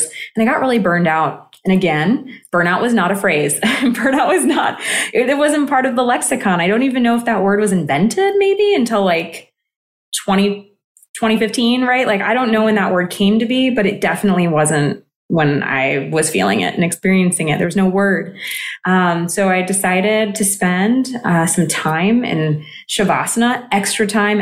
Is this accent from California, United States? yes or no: yes; California, United States; also born or lived in Greece; I grew up in California